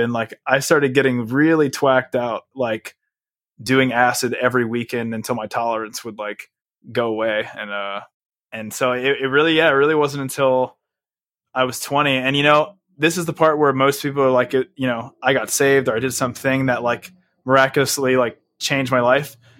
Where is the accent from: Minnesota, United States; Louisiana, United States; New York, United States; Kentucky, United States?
Louisiana, United States; Houma; also born or lived in Texas / California; me and my mom ended up living in a little city called Homa, which is like an hour outside of New Orleans